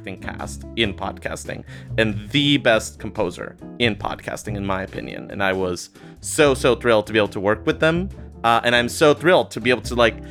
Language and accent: English; Costa Rica; now in United States; I'm originally from Costa Rica. I immigrated to the United States